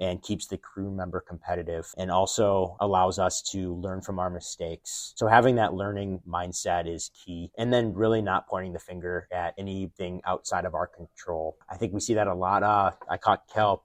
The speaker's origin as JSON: {"language": "English", "region": "Midwest", "country": "United States", "tie": "born or raised there", "said": "I grew up in the Midwest"}